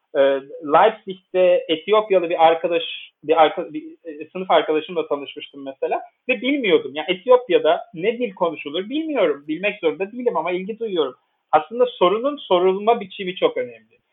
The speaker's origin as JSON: {"language": "Turkish", "region": "Istanbul", "country": "Turkey", "tie": "born or raised there", "first_language": "Turkish", "moved": "as an adult", "lives_now": "Bonn, Germany", "said": "ben Türkiye'de doğdum büyüdüm, İstanbul'da doğdum büyüdüm"}